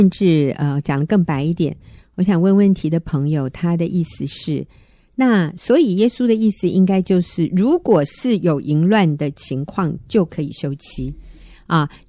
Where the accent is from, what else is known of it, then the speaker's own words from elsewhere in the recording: China; 因为对于我们中国人来说，啊、呃，会中文的人